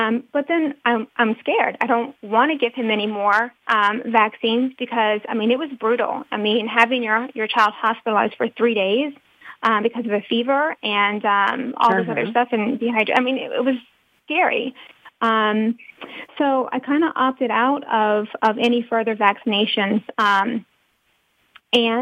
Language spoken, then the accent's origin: English; North Carolina, United States; I'm from the South, I'm from North Carolina